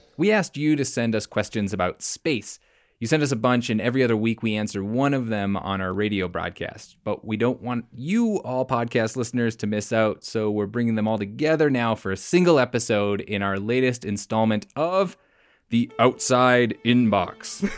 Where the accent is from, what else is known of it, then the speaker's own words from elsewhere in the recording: British Columbia, Canada; moved away; I grew up partially in British Columbia